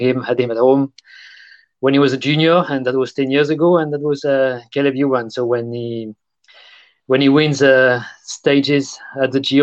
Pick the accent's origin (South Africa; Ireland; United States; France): France; Brest, Brittany; Brest, my hometown